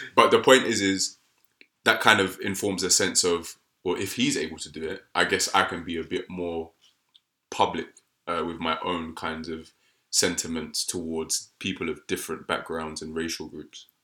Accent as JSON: {"language": "English", "country": "United Kingdom", "said": "black British people"}